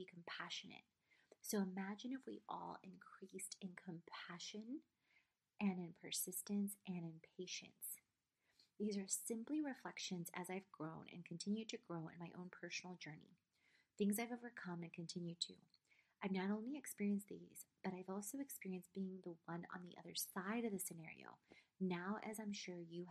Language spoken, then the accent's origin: English; South Carolina, United States; also born or lived in Poland / Trieste, Italy; I was born in Poland, left to a refugee camp in Trieste, Italy, which is about an hour outside of Venice, when I was 6 months old, lived there for 10 months. Then we immigrated to South Carolina